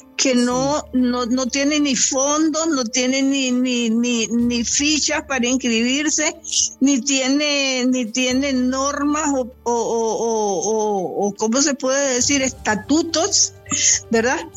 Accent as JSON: {"language": "Spanish", "region": "Caribbean Coast of Nicaragua", "country": "Nicaragua", "moved": "yes", "said": "yo que soy costeña"}